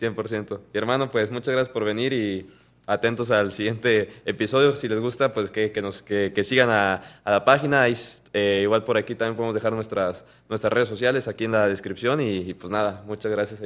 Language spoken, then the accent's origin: Spanish; Mexico; como mexicanos